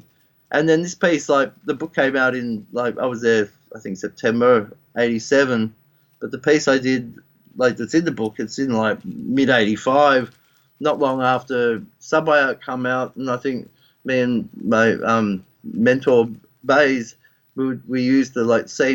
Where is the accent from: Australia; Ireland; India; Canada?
Australia